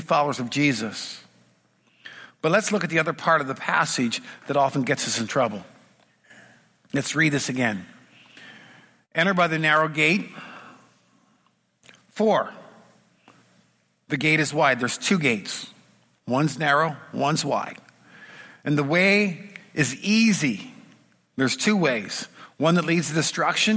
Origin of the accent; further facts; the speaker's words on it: United States; I come from Washington